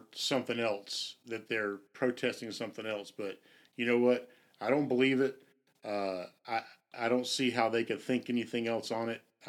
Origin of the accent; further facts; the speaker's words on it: Jacksonville, Florida, United States; I know that we're from Jacksonville